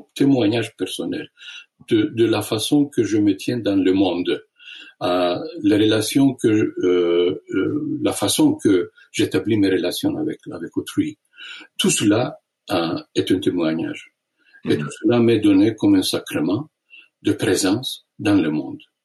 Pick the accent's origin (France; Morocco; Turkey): Turkey; Istanbul; moved away; je suis né à Constantinople, ce qui est connu comme Istanbul